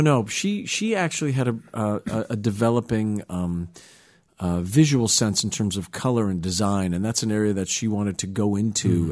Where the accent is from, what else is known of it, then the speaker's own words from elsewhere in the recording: New York, United States; I grew up in the New York area, uh, in New York